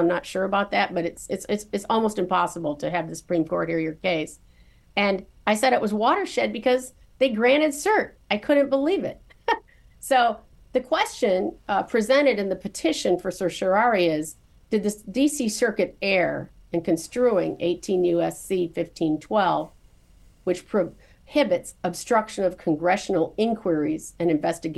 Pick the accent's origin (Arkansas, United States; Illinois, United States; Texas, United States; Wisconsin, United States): Illinois, United States; Morris; I was born and raised in Morris, Illinois, a small farming town south of Chicago